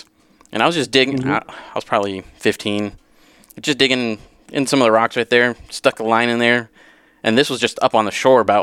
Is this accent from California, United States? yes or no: yes; Southern California, United States; I grew up in Southern California area